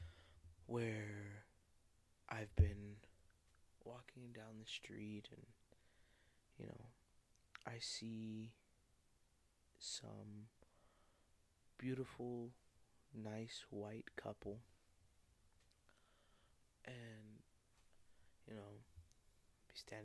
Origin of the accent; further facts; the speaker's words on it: Arizona, United States; also born or lived in Oxnard, California; growing up in Arizona, but being born in California